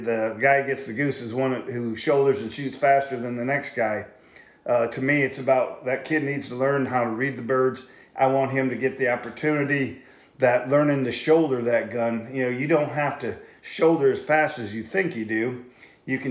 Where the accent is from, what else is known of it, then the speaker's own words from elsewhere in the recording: Michigan, United States; now in Iowa, United States; I grew up in Michigan